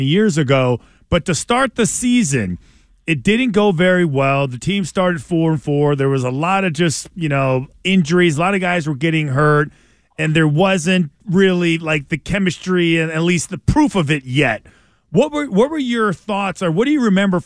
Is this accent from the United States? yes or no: yes; Los Angeles, California, United States; I grew up in L.A.